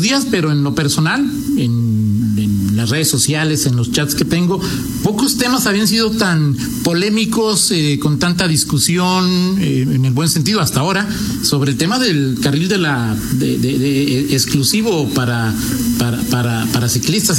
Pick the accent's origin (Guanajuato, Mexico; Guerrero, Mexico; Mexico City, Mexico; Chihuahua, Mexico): Guanajuato, Mexico; nosotros somos los guanajuatenses